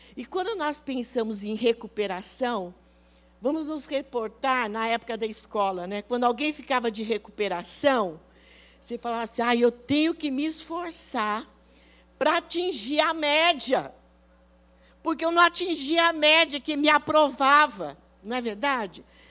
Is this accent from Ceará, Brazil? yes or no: no; Rio Claro, São Paulo, Brazil; eu saí lá de Rio Claro, uma cidadezinha desse tamanho